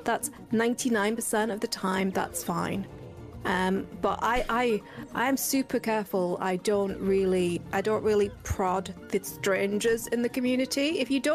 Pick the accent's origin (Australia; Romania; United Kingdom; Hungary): United Kingdom; I'm British